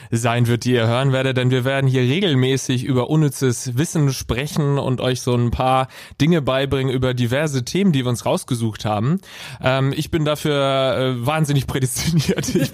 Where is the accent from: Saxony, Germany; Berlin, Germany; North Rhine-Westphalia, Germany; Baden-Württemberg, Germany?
Baden-Württemberg, Germany; Sinsheim; Ich komme äh, aus Baden. Ich bin in Sinsheim geboren und das ist alles so ein bisschen an der Grenze zwischen Baden und Schwaben.